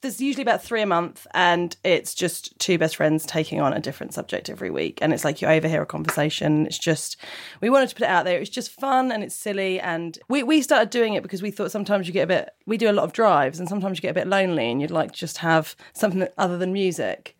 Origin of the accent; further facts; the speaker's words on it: Portsmouth, South East England, United Kingdom; I come from Portsmouth